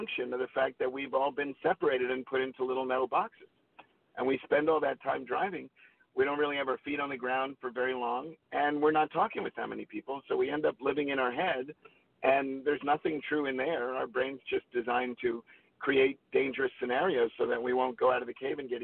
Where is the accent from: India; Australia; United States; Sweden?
United States; New York; moved away as an adult; now in Los Angeles, United States; I grew up in New York